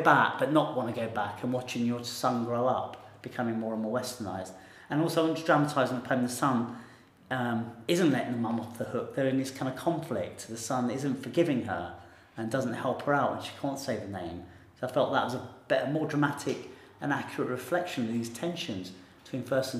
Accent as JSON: {"language": "English", "country": "India", "said": "I might not be very defensive being Indian with my parents because I'm frustrated with them because they're so bound to this land they don't live in anymore."}